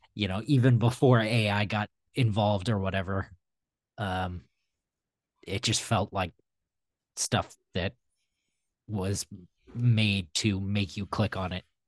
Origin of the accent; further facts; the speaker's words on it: Midwest, United States; I'm from the Midwest